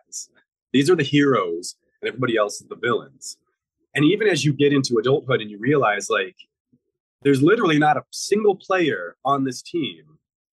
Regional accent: Midwest, United States; In the Midwest, we call carbonated beverages like Coke and Mountain Dew, we call those pop.

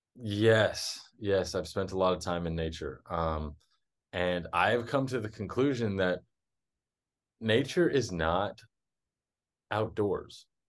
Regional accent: Texas, United States; moved away as an adult; also born or lived in South America; I was born and raised in Texas

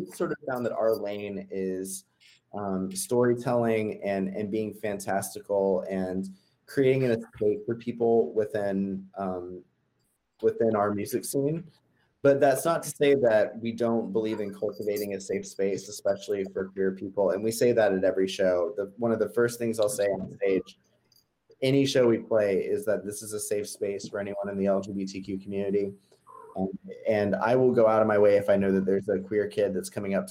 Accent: Georgia, United States; growing up in Georgia

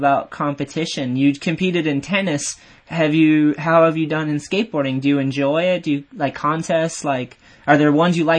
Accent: New England, United States; Yeah, I'm from this area. So

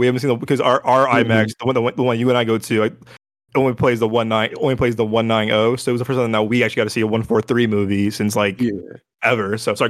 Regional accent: Chicago, Illinois, United States; we're from Chicago

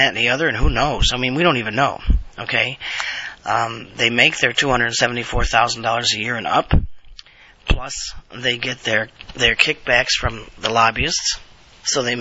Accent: United States; I'm an American

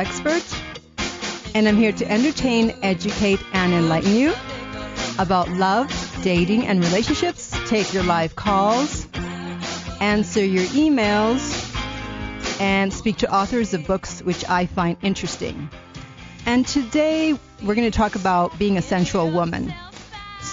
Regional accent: Canada; I'm Canadian too

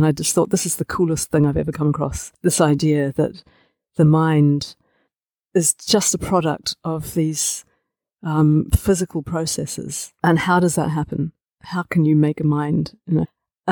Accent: Dunedin, Otago, New Zealand; moved away as an adult; also born or lived in Edinburgh; I grew up in Dunedin, which is this little city on the far side of the world.

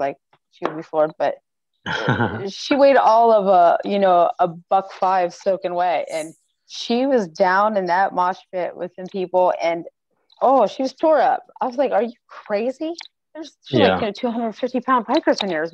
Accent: Ohio, United States; I'm from Ohio, and not like Derbs, Ohio and Columbus where like people move around. I'm from a little bit further away down than that. So things stroll a little slower here.

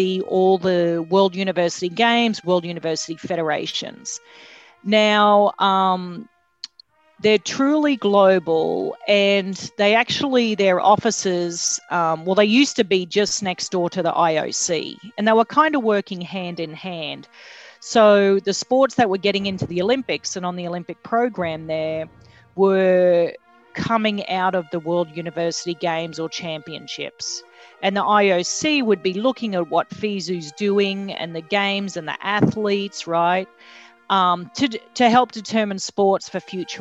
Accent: Australia; moved away as an adult; now in United States; I'm from Australia

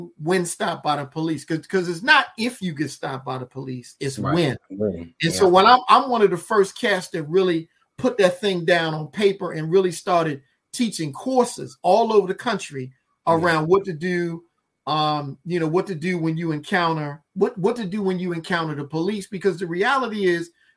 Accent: Baltimore, Maryland, United States; moved away as an adult; now in Washington, D.C., United States; I live in D.C., born and raised in Baltimore

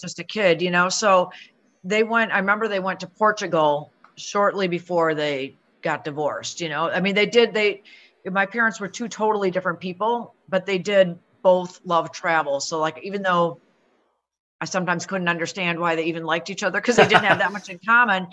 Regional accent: Minneapolis, Minnesota, United States; moved away as an adult; now in Buffalo, United States; I'm originally from Minneapolis. So I grew up in Minneapolis and moved here when I got married

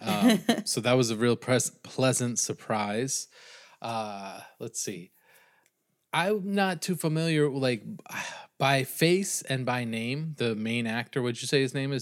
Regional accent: New England, United States; I'm from New England

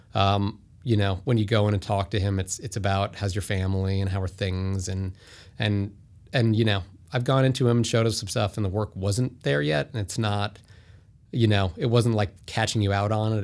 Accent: White Plains, New York, United States; I'm from White Plains, New York

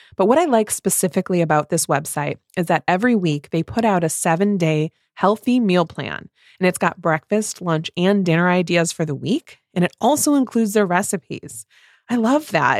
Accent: Midwest, United States; two Midwest mood readers

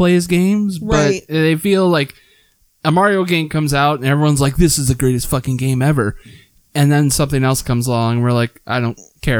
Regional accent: United States; Because I'm an American.

